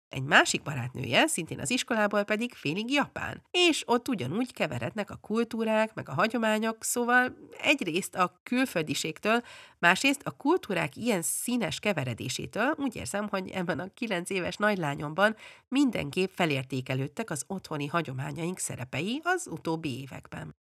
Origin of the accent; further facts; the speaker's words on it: Budapest, Hungary; moved away as an adult; also born or lived in England; now in Sweden; amikor bő nyolc évesen hazaköltöztünk Angliáról Budapestre, egy kifejezetten hagyományőrző általános iskolába kerültem